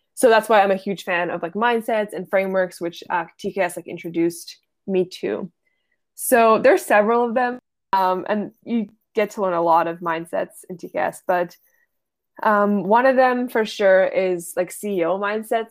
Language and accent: English; Ottawa, Ontario, Canada; I am from Ottawa